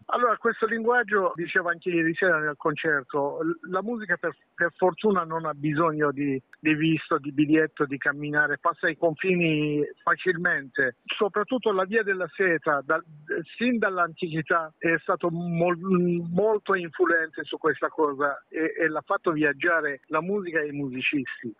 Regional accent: Iran; Italian is a second language; now in Italy; nel mio paese, nel Medio Oriente

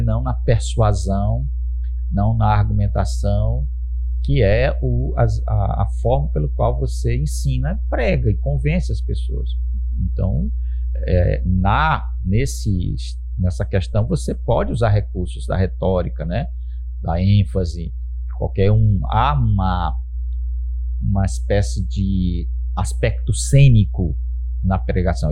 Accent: Brazil; nós somos cristãos e somos brasileiros, cidadãos

